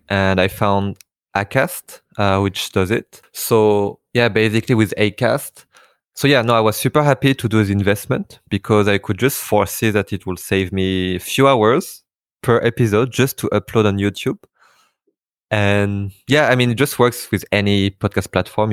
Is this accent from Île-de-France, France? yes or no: yes; Paris, Île-de-France, France; I have a Vietnamese name, uh, but I was born and raised in Paris, in France